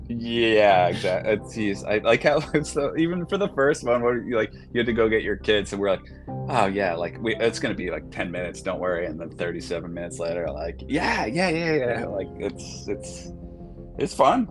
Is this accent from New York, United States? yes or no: yes; Long Island, New York, United States; someone I grew up with on Long Island